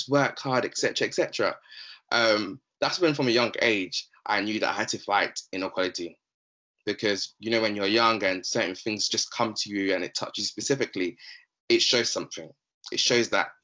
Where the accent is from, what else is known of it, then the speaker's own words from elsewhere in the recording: London, United Kingdom; also born or lived in Democratic Republic of the Congo; I'm 24 years old, from London, specifically South London, specifically. I'm originally from the Democratic Republic of Congo.